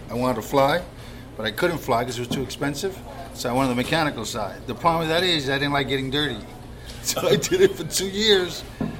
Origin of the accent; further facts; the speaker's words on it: Brooklyn, New York, United States; Brooklyn. It's my daughter's name.